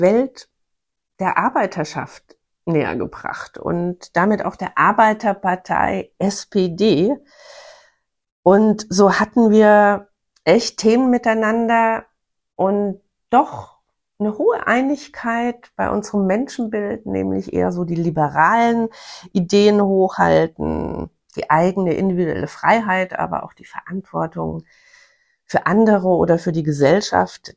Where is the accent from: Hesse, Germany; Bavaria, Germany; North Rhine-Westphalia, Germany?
Bavaria, Germany; Bavarian Forest, Germany; Ich komme aus dem Bayerischen Wald